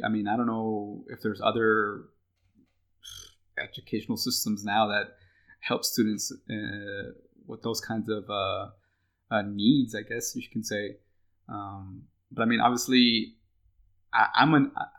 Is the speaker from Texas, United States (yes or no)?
yes; Texas, United States; we grew up in Ann Arbor, Texas, and we went through the public education